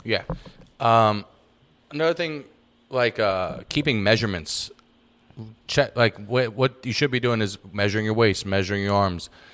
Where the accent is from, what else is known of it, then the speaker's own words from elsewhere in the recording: New York, United States; moved away; talked like I'm from New York